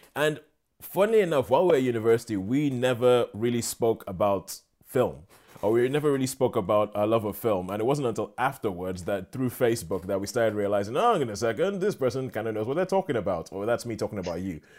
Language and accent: English; Nigeria; moved away; I'm Nigerian, grew up in Nigeria